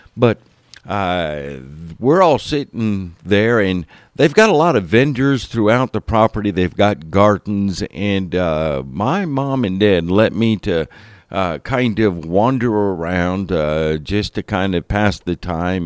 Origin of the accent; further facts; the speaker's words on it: Homestead, Florida, United States; I spent those years, uh, growing up in Miami area, Homestead, Florida area.